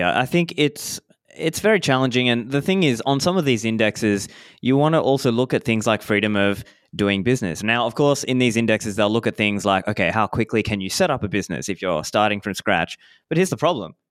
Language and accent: English; Australia; moved away as an adult; also born or lived in Sri Lanka; now in Dubai, United Arab Emirates; I was born in Sri Lanka, grew up in Australia